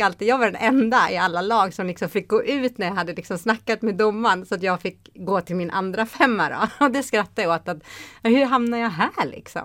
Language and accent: Swedish; Haninge, Stockholm County, Sweden; moved away as an adult; also born or lived in Luleå; Jag är uppvuxen i Haninge